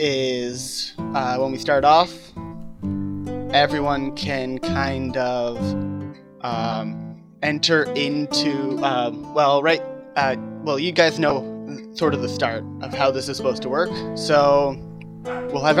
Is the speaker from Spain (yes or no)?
no; Canada; we're all from Canada